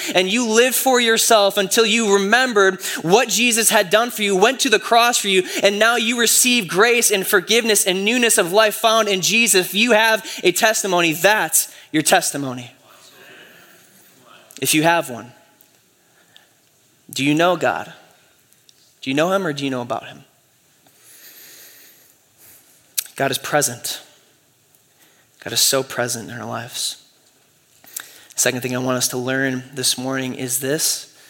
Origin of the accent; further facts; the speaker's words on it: Michigan, United States; Man, I grew up in West Michigan. And so everyone in West Michigan is a Christian, right?